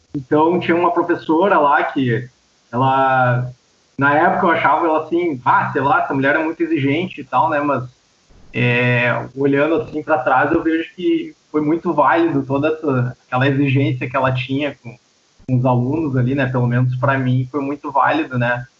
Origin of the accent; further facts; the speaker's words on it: São Leopoldo, Rio Grande do Sul, Brazil; also born or lived in Santo André, São Paulo; now in Novo Hamburgo, Brazil; eu me criei ali em São Leopoldo, né? Cidade aqui do lado.